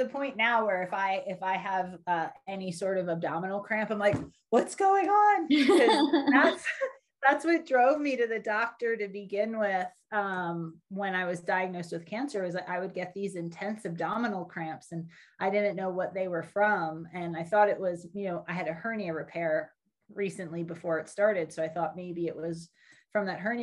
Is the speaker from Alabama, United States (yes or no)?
no; Philadelphia, Pennsylvania, United States; moved away as an adult; born just outside of Philadelphia, and I spent the first 25 years of my life there.